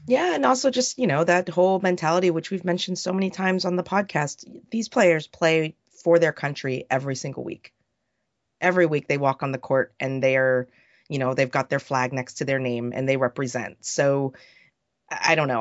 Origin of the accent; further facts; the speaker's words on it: United States; speaking as an American